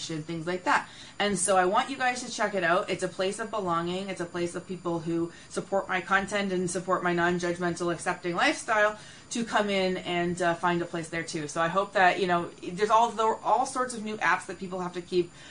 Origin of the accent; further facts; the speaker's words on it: Canada; I'm personally Canadian